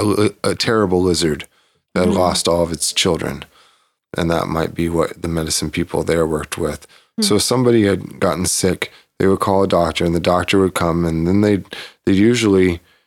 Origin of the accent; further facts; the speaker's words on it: Bakersfield, California, United States; also born or lived in Cottage Grove, Oregon, United States; When I was very young, I moved from Cottage Grove, Oregon to Bakersfield and I forgot my shadow.